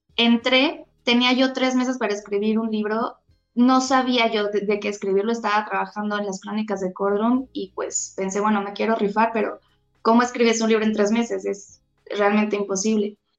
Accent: Xalapa, Veracruz, Mexico; moved away as an adult; also born or lived in Mexico City; yo soy de Jalapa, Veracruz. Eh, nací en Ciudad de México, toda mi familia es de Ciudad de México, pero yo crecí en Jalapa, Veracruz

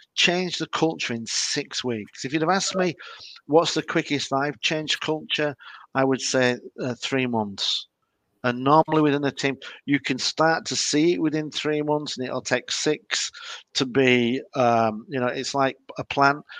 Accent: Leeds, Yorkshire and the Humber, United Kingdom; I'm from Leeds. We hate Manchester United.

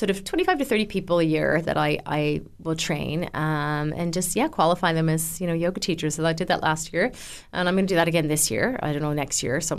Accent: Canada; moved away; also born or lived in California; I suppose I'm Canadian, but I lived in California for a while.

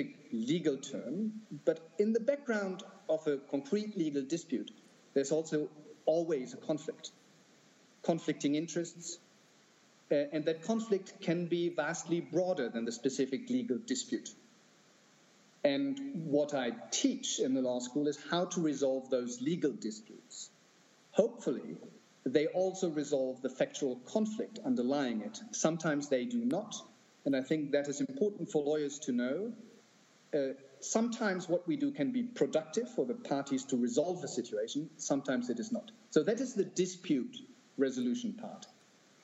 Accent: Germany; moved away; in my home country, in Germany

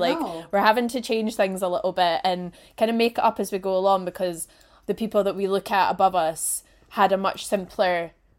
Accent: Edinburgh, Scotland, United Kingdom; the flat that I grew up in Portobello was, I think, when my parents got it in, like, the 90s. It was like 80k or something. It was 3-bedroom flat with like massive garden and like right near the beach, like stunning.

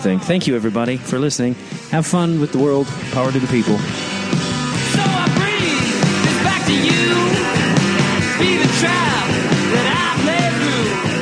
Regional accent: Chicago, Illinois, United States; I'm from Chicago

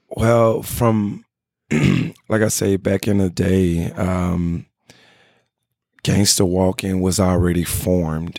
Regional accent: Memphis, Tennessee, United States; now in Los Angeles, United States; I come from Memphis, Tennessee

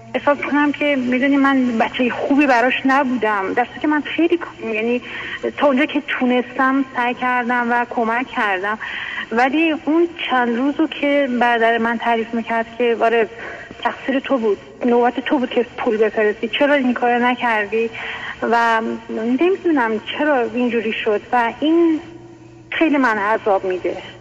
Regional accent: Iran; moved away as an adult; now in United States; من الان 20 سال هست که امریکا زندگی میکنم قبلش هم که توی ایران بودم

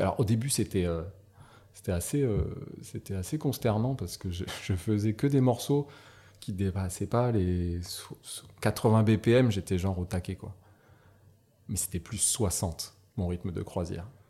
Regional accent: Nouméa, South Province, New Caledonia; also born or lived in Northern Province, New Caledonia; je suis né en Caïdonie Et puis, bah, j'ai fait toute ma scolarité ici

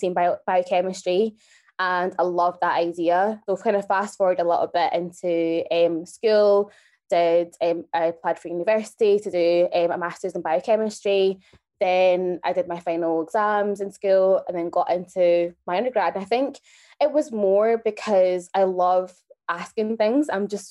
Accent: Glasgow, Scotland, United Kingdom; moved away as an adult; also born or lived in Kenya; now in Newcastle, United Kingdom; I was born in Kenya and raised in Glasgow. I'm now in Newcastle studying microbiology

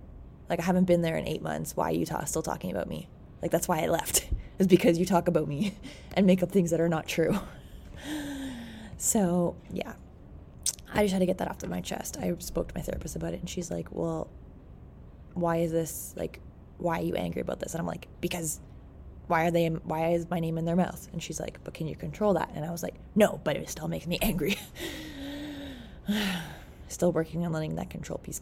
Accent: Petawawa, Ontario, Canada; I grew up in a small town too, called Petawawa.

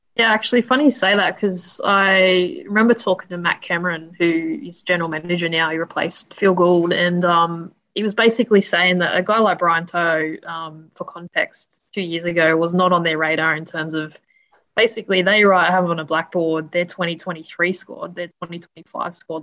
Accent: Sydney, New South Wales, Australia; I grew up in Sydney's west, um, right, basically near Penrith

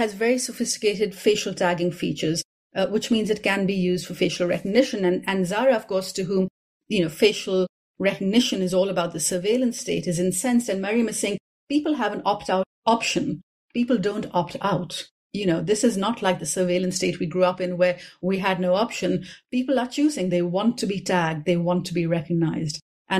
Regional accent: Karachi, Sindh, Pakistan; This is another version of the kind of thing I grew up with in Karachi.

